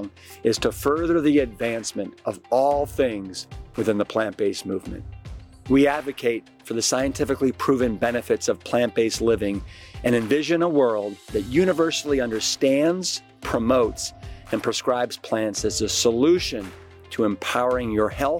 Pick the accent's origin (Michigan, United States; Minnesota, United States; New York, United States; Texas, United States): Texas, United States; Austin; my hometown of eclectic, iconic, and the capital of Texas, Austin